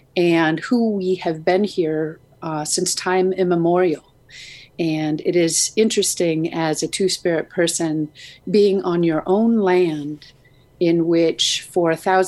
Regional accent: Wrangell, Alaska, United States; now in Juneau, United States; I was born and raised in Wrangell, And my village in Kau comes from the Huna area, but I live in Juneau now. And I come from an exceptionally large multicultural family.

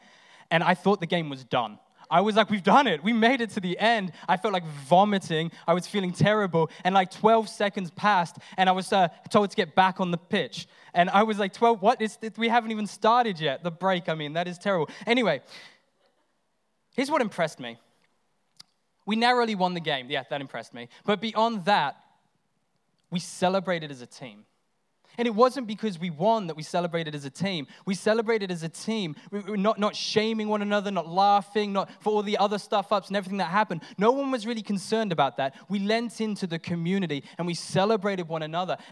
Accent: England, United Kingdom; now in Australia; I'm English

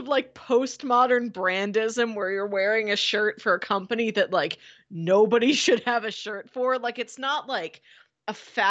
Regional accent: Florissant, Missouri, United States; the sticker I would have, you know, to celebrate my hometown of Florissant would just say floor.

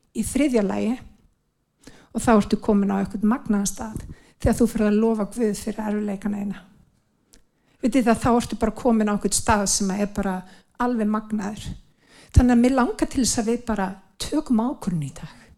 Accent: Iceland; við sem Íslendingar, við erum blessaði líður

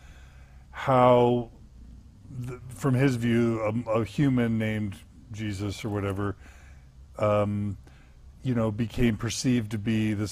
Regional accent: Texas, United States; When I was growing up in Texas, meeting with First Baptists

